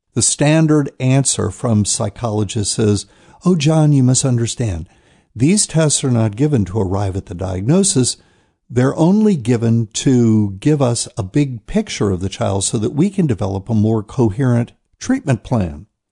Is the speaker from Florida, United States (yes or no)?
no; New Bern, North Carolina, United States; here in my hometown of New Bern, North Carolina